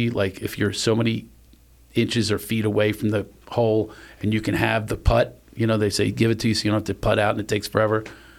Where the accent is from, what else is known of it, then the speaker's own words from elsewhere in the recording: West Virginia, United States; born there; I was born in West Virginia.